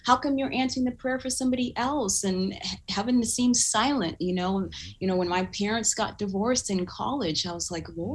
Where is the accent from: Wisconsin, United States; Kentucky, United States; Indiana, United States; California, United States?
California, United States; Southern; also born or lived in Uganda / Duluth, Minnesota; church that I grew up in Southern California